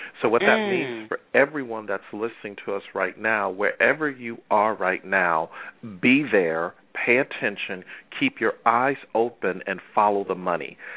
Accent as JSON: {"language": "English", "town": "Buffalo", "region": "New York", "country": "United States", "also_born_or_lived": "Atlanta, Georgia", "moved": "as an adult", "said": "I am from Buffalo, New York, and 26 years ago, Mom and Dad loaded the family station wagon"}